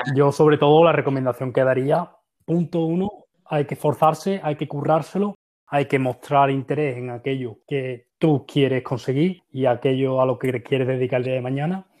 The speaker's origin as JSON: {"language": "Spanish", "town": "Seville", "region": "Andalusia", "country": "Spain", "also_born_or_lived": "Valencia", "moved": "as an adult", "lives_now": "Sweden", "said": "Yo soy de Sevilla, estudié en Valencia"}